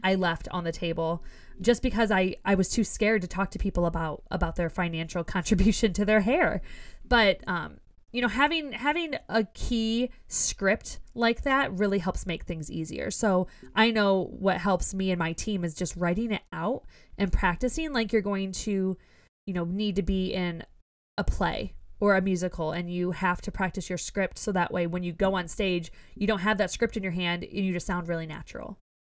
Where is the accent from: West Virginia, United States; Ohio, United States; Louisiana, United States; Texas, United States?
Ohio, United States; we're both from Ohio, so we're used to potholes in our roads